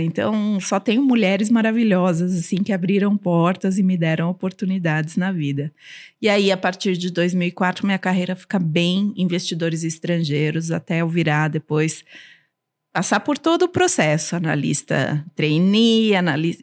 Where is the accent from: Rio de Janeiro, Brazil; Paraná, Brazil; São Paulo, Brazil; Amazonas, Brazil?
São Paulo, Brazil; first language Armenian; Portuguese is a second language; e eu cresci na comunidade armênia aqui em São Paulo